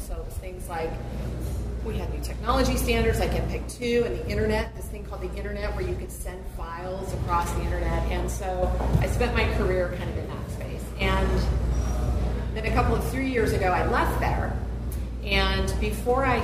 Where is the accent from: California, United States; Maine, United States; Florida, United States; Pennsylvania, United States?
California, United States; Sacramento; moved away as an adult; also born or lived in Berkeley; now in Nevada City, United States; I was born and raised here in Sacramento